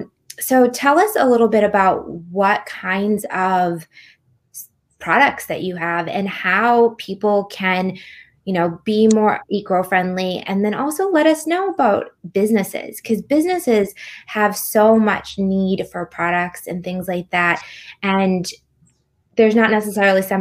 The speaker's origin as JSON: {"language": "English", "country": "United States", "tie": "born or raised there", "said": "I grew up in America"}